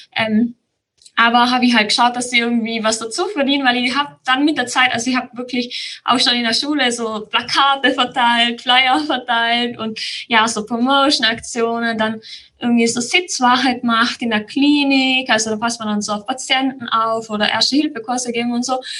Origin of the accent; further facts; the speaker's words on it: Tyrol, Austria; Ich bin aus Tirol. Das hört man, denke ich, auch sehr schnell an meiner Stimme